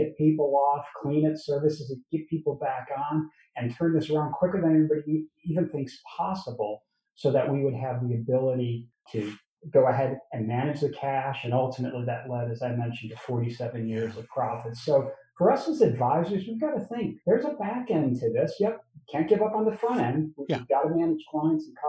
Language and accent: English; Chicago, Illinois, United States; I'm from Chicago